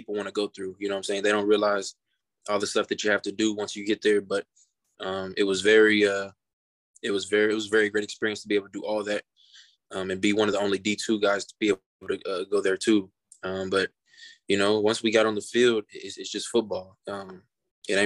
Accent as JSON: {"language": "English", "town": "Kansas City", "region": "Missouri", "country": "United States", "tie": "born or raised there", "said": "I grew up in Kansas City, so I'm a Chiefs fan by default, really."}